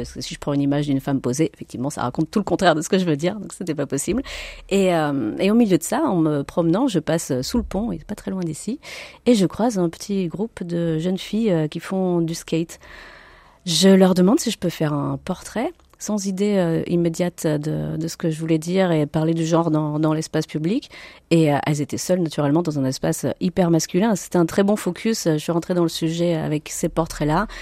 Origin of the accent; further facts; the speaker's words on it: France; moi, je suis française, née en France, de parents italiens.